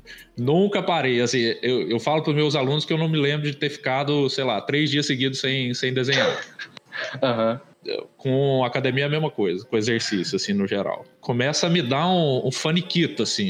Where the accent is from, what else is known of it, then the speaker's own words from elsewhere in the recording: interior of Minas Gerais, Brazil; moved away; eu sou de Minas, né, do interior de Minas